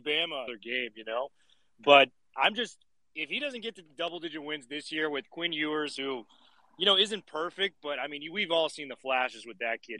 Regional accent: Pac-12 country, the West, United States; I grew up in Pac 12 country.

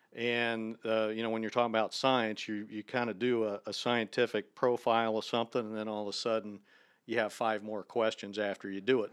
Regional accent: near Dayton, Ohio, United States; moved away; I grew up in Ohio. I'm from just a little town outside of Dayton, Ohio.

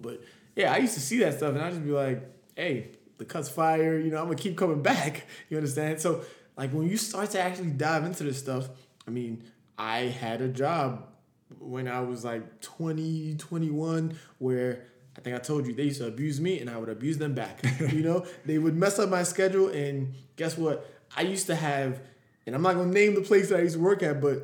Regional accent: Nigeria; I'm Nigerian

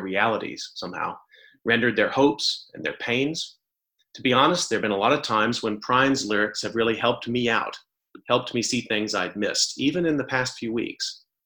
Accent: Texas, United States; I grew up in Texas

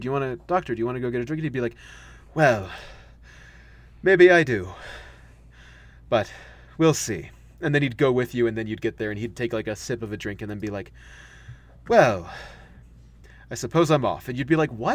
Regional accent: United States; We're Americans

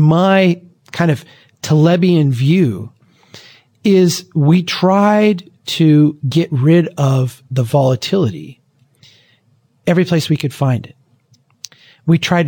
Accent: Brainerd, Minnesota, United States; my hometown of Brainerd, Minnesota

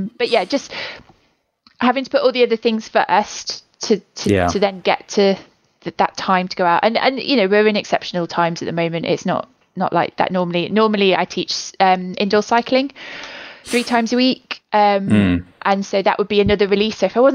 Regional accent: England, United Kingdom; and I'm a southerner, apparently, although I'm from the Midlands and it's a very different place.

